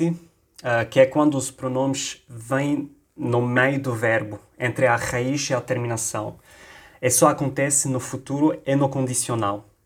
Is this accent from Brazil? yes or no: no; Lebanon; accent: Lebanese; Portuguese is a second language; Je suis libanais, je suis à Beirute